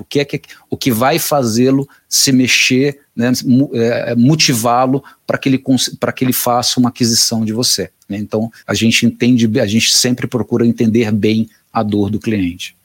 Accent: Fortaleza, Ceará, Brazil; moved away as an adult; now in São Paulo, Brazil; eu sou cearense, vim de Fortaleza para São Paulo em 2005

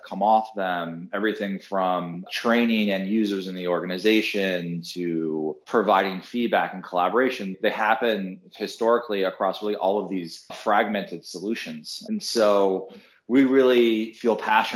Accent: San Francisco Bay Area, California, United States; now in New York, United States; I grew up in the San Francisco Bay Area

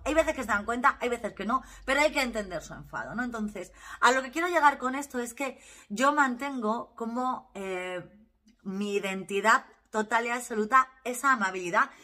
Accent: Valle del Jerte, Extremadura, Spain; soy extremeña, soy del Valle del Jerte

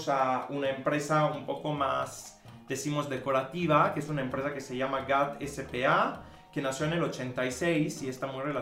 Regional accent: Mexico; O sea, soy mexicano, ya. No, bro. Estudié en la Universidad de las Américas Puebla

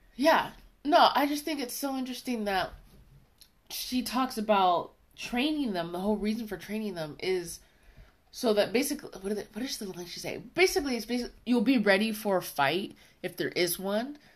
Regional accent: United States; accent: American; my American accent

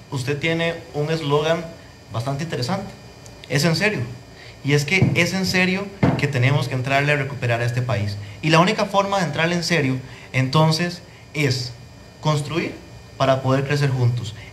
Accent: Grecia, Alajuela, Costa Rica; Y usted sabe que los griegos sentimos algo distinto. Los griegos, antes de ser ticos, somos griegos.

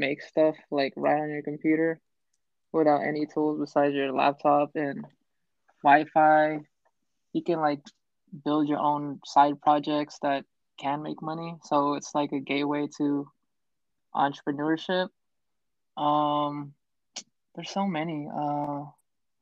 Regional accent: Bay Area, California, United States; I grew up in the Bay Area

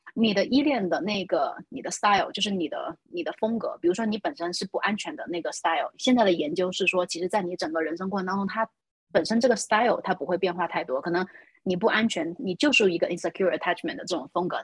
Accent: China; 我们中国人的文化

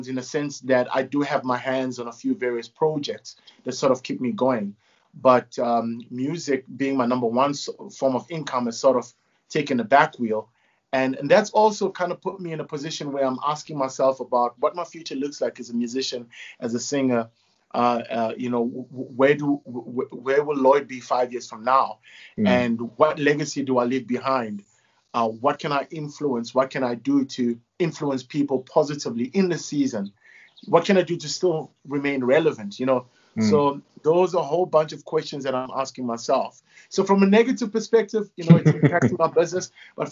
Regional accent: Durban, KwaZulu-Natal, South Africa; moved away as an adult; also born or lived in Phoenix / Ballito; now in Johannesburg, South Africa; I grew up in KwaMashu and then we moved into Phoenix

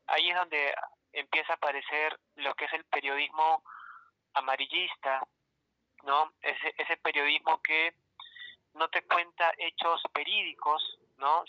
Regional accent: Peru; a los peruanos nos aburre leer.

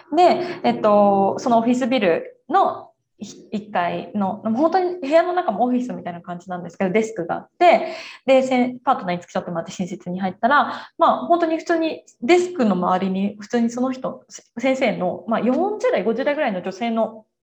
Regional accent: Japan; now in Brazil; 私たちもやっぱその文化圏で育ってきてる

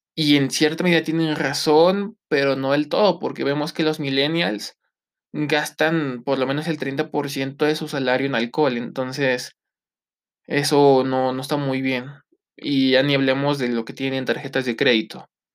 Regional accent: Mexico

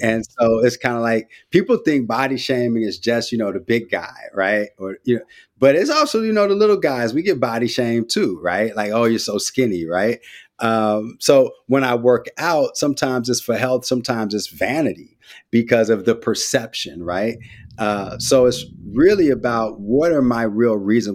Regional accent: San Francisco, California, United States; also born or lived in West Oakland / Vallejo; I'm from the Bay, too. Grew up in Frisco

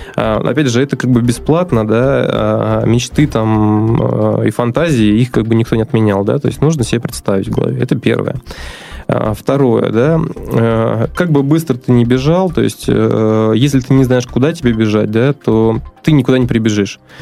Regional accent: Astrakhan, Astrakhan Oblast, Russia; moved away as an adult; also born or lived in Moscow; now in Saint Petersburg, Russia; вообще я родился на юге, в Астрахани

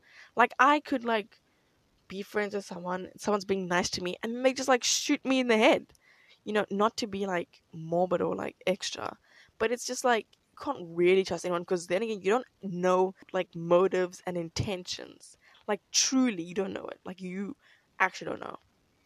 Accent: South Africa

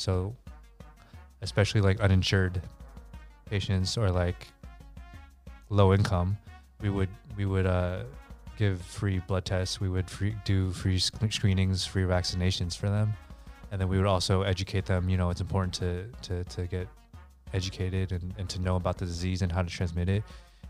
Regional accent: San Jose, California, United States; also born or lived in Los Angeles; I'm an anesthesiologist in Los Angeles, born and raised in San Jose, California.

